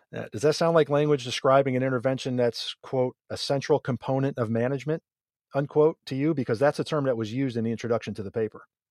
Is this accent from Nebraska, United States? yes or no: no; near Buffalo, New York, United States; I grew up near Buffalo